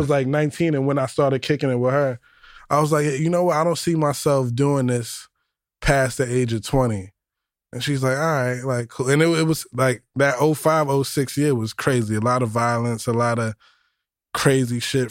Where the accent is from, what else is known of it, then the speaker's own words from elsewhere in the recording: New York City, New York, United States; also born or lived in Yonkers / East Harlem / Co-op City; I was born in the Bronx, Our Lady of Mercy